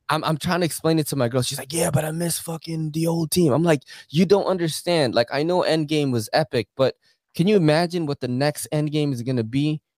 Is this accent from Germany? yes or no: no; Philippines; now in United States; I've been watching anime since I was a kid in the Philippines. I was born in the Philippines.